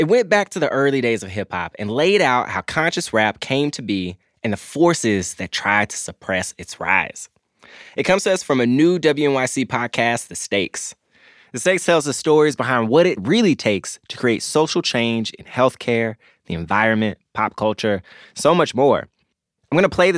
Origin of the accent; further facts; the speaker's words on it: Memphis, Tennessee, United States; I grew up in Memphis